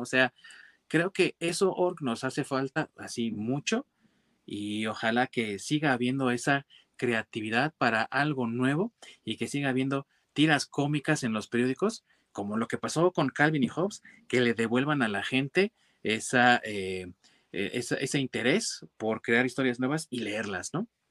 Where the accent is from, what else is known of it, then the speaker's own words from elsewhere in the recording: Mexico; yo soy mexicano